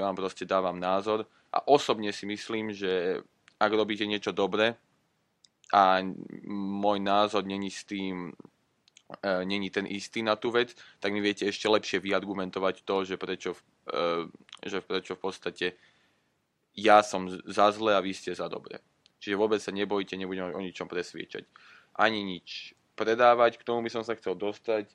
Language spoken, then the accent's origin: Slovak; Slovakia; first language Slovak; moved away; určite sa lepšie vyjadrujem v slovenčine, ak sa vyjadrujem v angličtine, keďže je to môj materinský jazyk